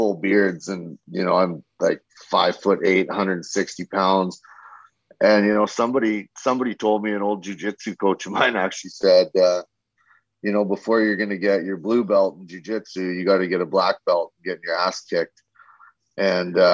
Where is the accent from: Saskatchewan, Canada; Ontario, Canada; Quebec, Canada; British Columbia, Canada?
Saskatchewan, Canada; moved away; also born or lived in Strathmore, Alberta; I'm actually from Saskatchewan. I grew up in Saskatchewan